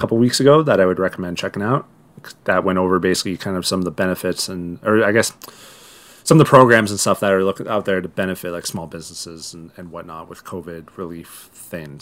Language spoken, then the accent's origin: English; Owen Sound, Ontario, Canada; now in Toronto, Canada; my hometown of One Sound